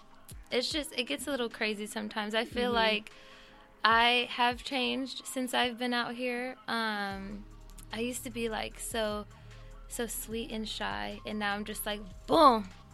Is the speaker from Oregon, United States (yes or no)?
no; El Centro, California, United States; accent: Valley girl; also born or lived in Los Angeles; And I grew up in this place called El Centro.